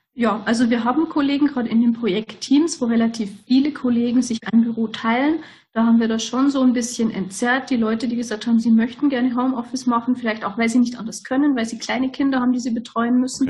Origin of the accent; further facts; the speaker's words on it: Lower Bavaria, Germany; Ich komme aus ganz aus dem Südosten von Deutschland. Also wir sind Niederbayern